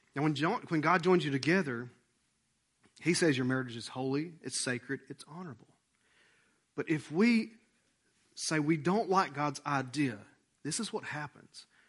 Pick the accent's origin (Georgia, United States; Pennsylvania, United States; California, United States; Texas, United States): Georgia, United States; Rome; we're from Rome, Georgia. And we act like we're a small town